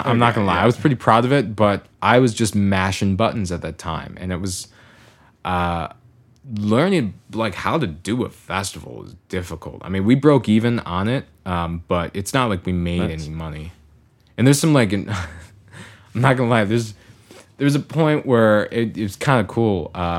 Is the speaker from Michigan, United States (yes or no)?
yes; Farmington, Michigan, United States; I grew up in Farmington all the time, you know, right 15, 20 minutes outside of Detroit.